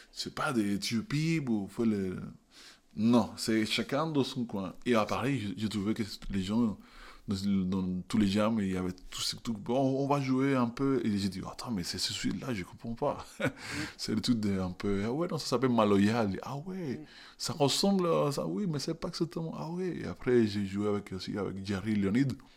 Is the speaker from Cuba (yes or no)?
yes; Havana, Cuba; French is a second language; moved away; je viens de, je suis né, et grandi à La Havane